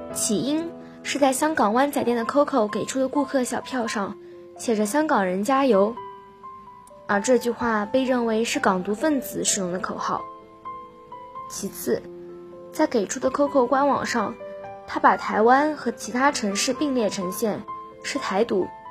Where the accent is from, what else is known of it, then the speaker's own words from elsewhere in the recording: Haimen, Jiangsu, China; moved away as an adult; now in Nanjing, China; 来自海门。我在南京大学，距离我家乡二百零九公里